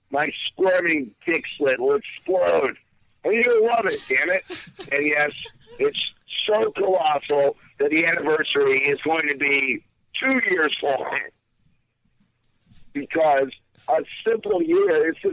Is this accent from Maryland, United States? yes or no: no; Virginia, United States; now in New York, United States; Uh, actually, I'm from Virginia, but I live in New York.